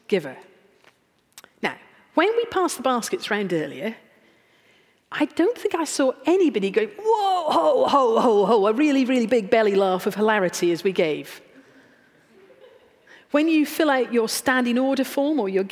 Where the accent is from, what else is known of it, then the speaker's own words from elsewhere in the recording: United Kingdom; we're British